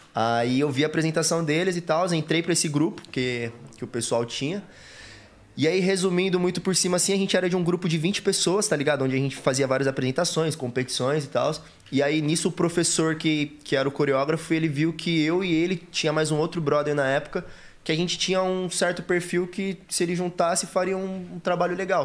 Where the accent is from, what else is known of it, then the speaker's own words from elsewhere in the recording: Suzano, São Paulo, Brazil; a gente foi nascido e criado lá em Suzano.